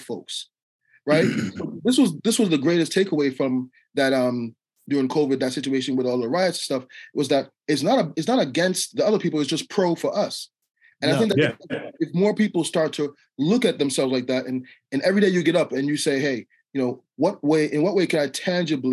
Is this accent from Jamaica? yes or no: yes; Jamaica; now in United States; I'm Jamaican, so when I came to America